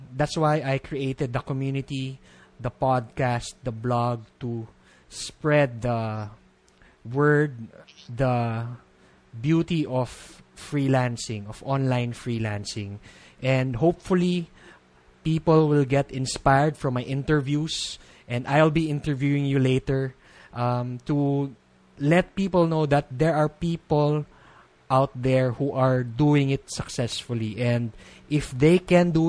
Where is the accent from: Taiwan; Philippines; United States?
Philippines; being a Filipino